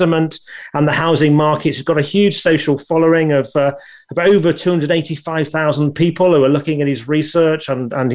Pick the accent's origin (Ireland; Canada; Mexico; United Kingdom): United Kingdom; Scunthorpe, Yorkshire and the Humber; I was from Scunthorpe, a steel town.